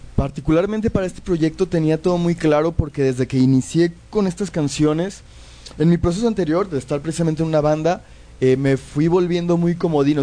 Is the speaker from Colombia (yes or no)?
no; Mexico; yo vivo en México, soy mexicano